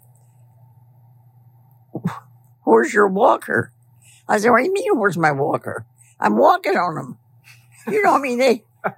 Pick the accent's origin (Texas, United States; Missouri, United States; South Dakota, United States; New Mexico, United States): Missouri, United States; Dexter; born or raised there; also born or lived in Flint, Michigan; now in Denver, United States